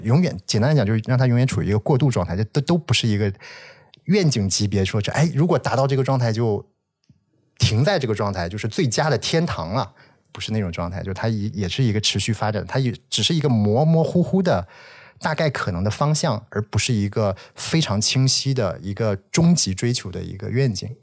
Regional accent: Shanxi, China; moved away as an adult; 我确实是山西人，在大学之前我基本上在山西生活和接受教育

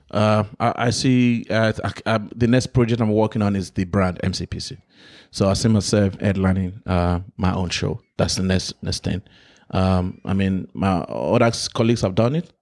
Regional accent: Nigeria; moved away; also born or lived in London; I'm African, I grew up in Nigeria

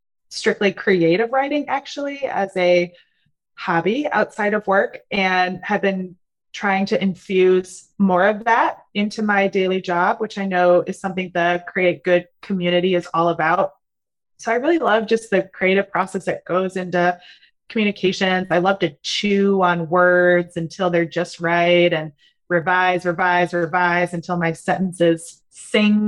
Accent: Wisconsin, United States; moved away as an adult; also born or lived in Spain; now in North Carolina, United States; I am originally from Wisconsin

